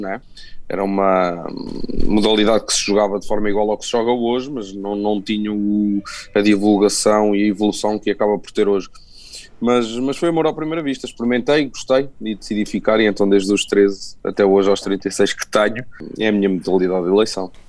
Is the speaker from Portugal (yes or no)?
yes; Coimbra, Centro, Portugal; em Coimbra, na cidade onde eu, onde eu nasci, cresci e me formei também